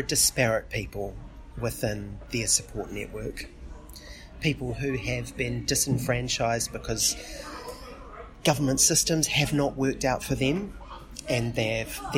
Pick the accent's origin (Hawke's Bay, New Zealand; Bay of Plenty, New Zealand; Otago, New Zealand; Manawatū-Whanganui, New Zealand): Otago, New Zealand; Dunedin; I'm from Otapoti, Dunedin